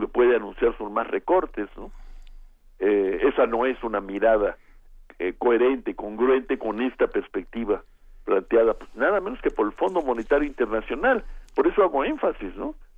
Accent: Mexico

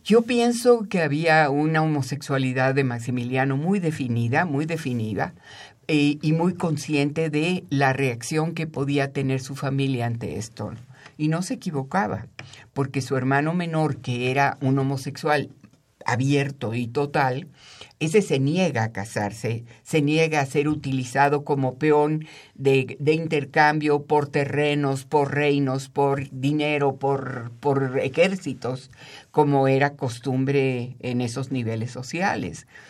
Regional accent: Mexico City, Mexico; yo soy chilanga, nací aquí y he vivido aquí toda mi vida

